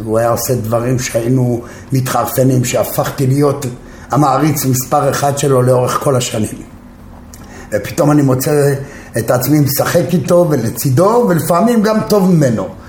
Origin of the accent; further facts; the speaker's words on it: Jerusalem, Jerusalem District, Israel; moved away as an adult; also born or lived in Tel Aviv; גדלתי בקטמונים בירושלים